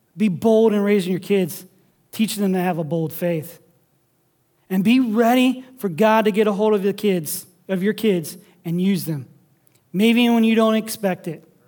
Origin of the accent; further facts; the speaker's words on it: Sandusky, Ohio, United States; now in Toledo, United States; I grew up in Sandusky on the lake